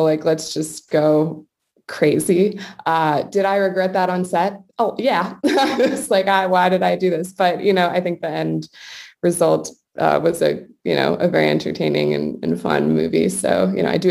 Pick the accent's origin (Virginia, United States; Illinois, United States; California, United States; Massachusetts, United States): Massachusetts, United States; New England, near Salem; I grew up in New England, like very close to Salem